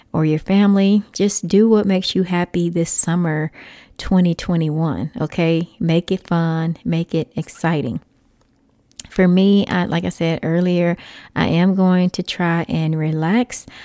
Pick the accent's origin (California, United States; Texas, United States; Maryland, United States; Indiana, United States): Texas, United States; moved away; I am a Texas native, so that always makes me happy just being in Texas for a little while. I don't currently live in Texas